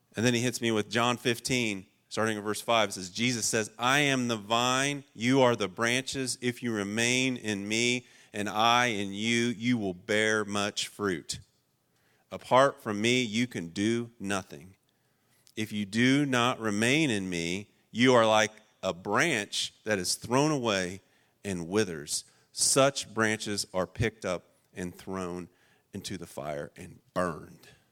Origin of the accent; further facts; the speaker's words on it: Otway, Ohio, United States; now in Cincinnati, United States; I grew up in the holler. I grew up in Otway, Ohio